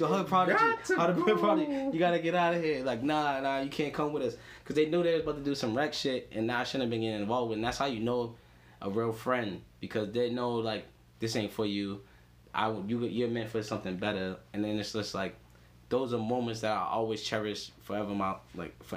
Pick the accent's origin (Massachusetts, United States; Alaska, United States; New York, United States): Massachusetts, United States; Boston; I grew up in Dorchester in like grade school and stuff.